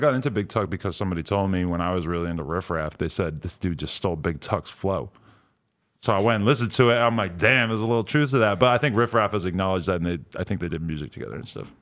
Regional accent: New Hampshire, United States; moved away as an adult; also born or lived in New York; I lived, like, where I grew up in New Hampshire, and then I lived in New York for a long time

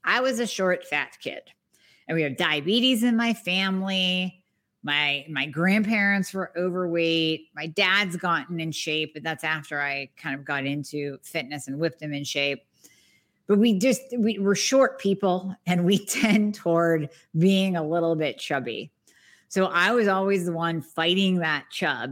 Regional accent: Erie, Pennsylvania, United States; born or raised there

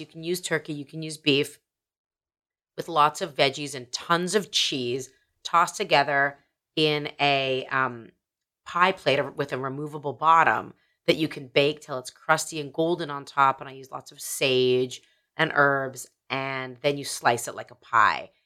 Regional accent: Canada; I'm a Canadian

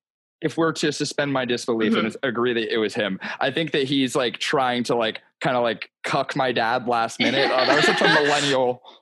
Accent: New Jersey, United States; Yeah, I'm from South Jersey.

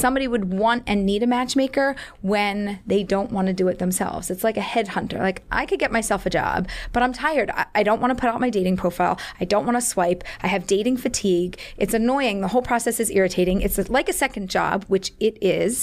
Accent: Philadelphia, Pennsylvania, United States; moved away; I was born and raised in Philadelphia

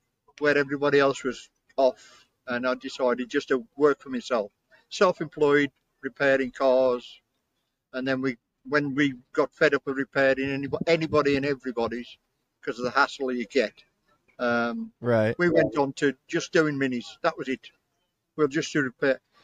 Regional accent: Black Country, West Midlands, United Kingdom; accent: Black Country; my accent is what they call black country

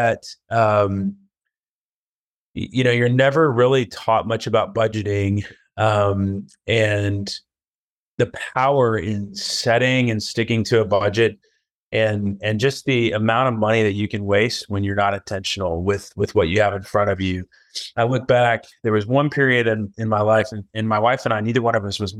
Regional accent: Atlanta, Georgia, United States; now in New Orleans, United States; I'm originally from the Atlanta area and have just moved back with my family to New Orleans.

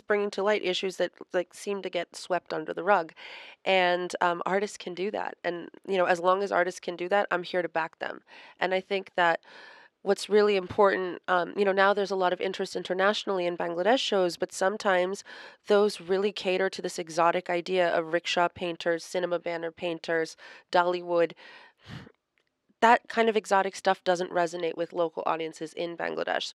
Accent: United States; I'm American

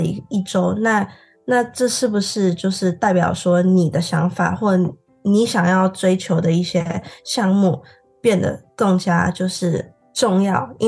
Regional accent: Singapore; moved away; 我是来自新加坡的同学。

